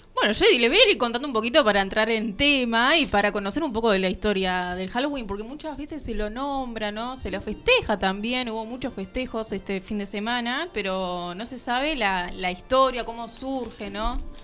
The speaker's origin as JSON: {"language": "Spanish", "country": "Argentina", "said": "como argentinos"}